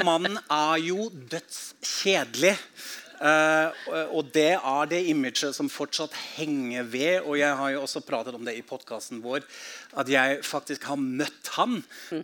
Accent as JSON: {"language": "Norwegian", "country": "Germany", "second_language": "Norwegian", "moved": "yes", "lives_now": "Norway", "said": "samtidig har jeg innvandret inn i Norge, har et blikk på hjemlandet mitt"}